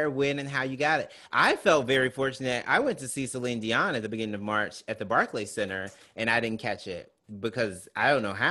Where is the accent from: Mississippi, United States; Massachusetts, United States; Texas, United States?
Mississippi, United States; I'm from Mississippi.